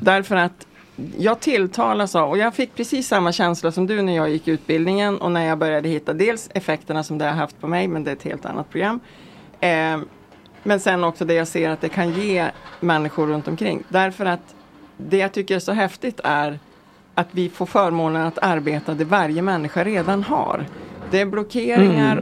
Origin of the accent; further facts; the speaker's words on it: Vilhelmina, Västerbotten County, Sweden; also born or lived in Lycksele / Stockholm; now in Mellansel, Sweden; Jag kommer från alltså, Vilhelminafjällen från början, sen är det mm. Lycksele och sen nu bor jag i eh, världsmetropolen Mellansel utanför Örnsköldsvik.